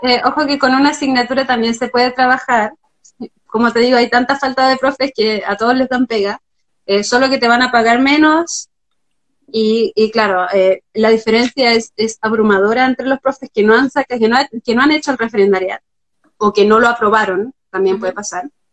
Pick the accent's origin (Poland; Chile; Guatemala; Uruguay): Chile; moved away as an adult; now in Berlin, Germany